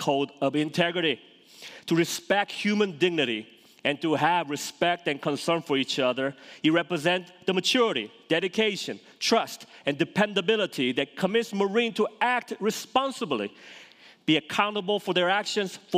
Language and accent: English; South Korea; moved away; I grew up in Korea, South Korea.